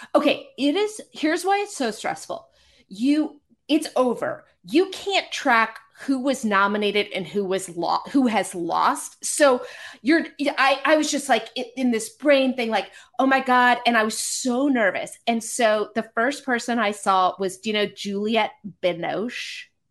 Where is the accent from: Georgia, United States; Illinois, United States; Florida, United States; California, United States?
California, United States; Marin County; moved away as an adult; also born or lived in Connecticut; I grew up in Marin County.